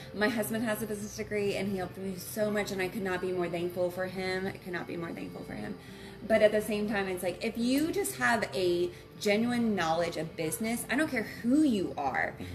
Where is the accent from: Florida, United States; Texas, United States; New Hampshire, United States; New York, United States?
Texas, United States; Dallas; moved away as an adult; also born or lived in Ruston, Louisiana; now in Shreveport, United States; I am originally from the Dallas area. That's where I grew up